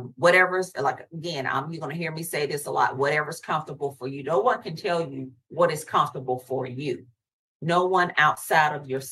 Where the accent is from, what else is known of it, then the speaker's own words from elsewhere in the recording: the South, United States; I'm from the South